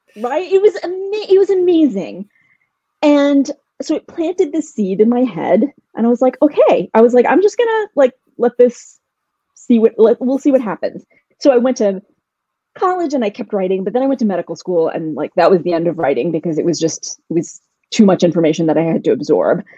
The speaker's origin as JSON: {"language": "English", "town": "Louisville", "region": "Kentucky", "country": "United States", "tie": "born or raised there", "moved": "yes", "said": "I grew up in Louisville, Kentucky, where we had a small Indian community, but not a huge one."}